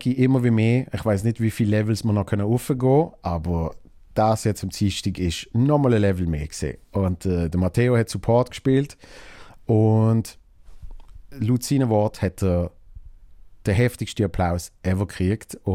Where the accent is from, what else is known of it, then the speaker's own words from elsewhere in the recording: Basel, Basel-Stadt, Switzerland; und Basel ist meine Heimatstadt und äh, da geht es logischerweise mega ab